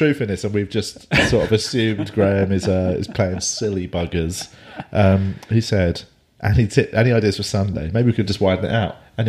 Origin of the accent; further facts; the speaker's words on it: London, United Kingdom; I'm from London.